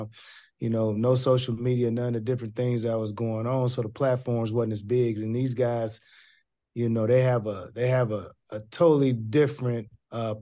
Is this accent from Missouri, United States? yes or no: no; Portland, Oregon, United States; when I was a young kid growing up in Portland, Oregon